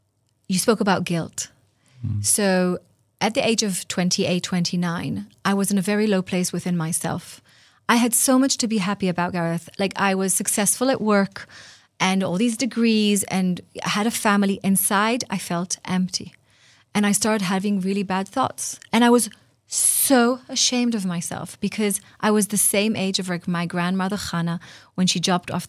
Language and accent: English; Tel Aviv, Tel Aviv District, Israel; English is a second language; I grew up in Tel Aviv in a secular Jewish home, knowing that I'm Jewish, but not really connected to my faith.